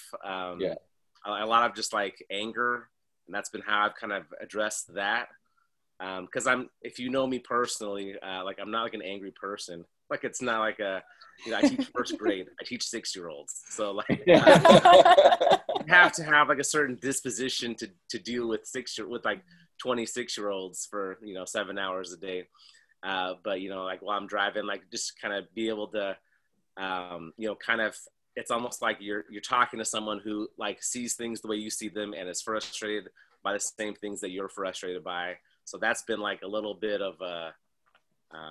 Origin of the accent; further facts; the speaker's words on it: San Diego, California, United States; San Diego where I grew up in California